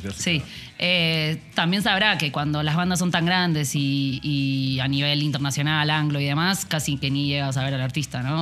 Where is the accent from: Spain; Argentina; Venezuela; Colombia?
Argentina; moved away as an adult; now in Mexico; soy argentina. llevo cuatro años viviendo aquí en México.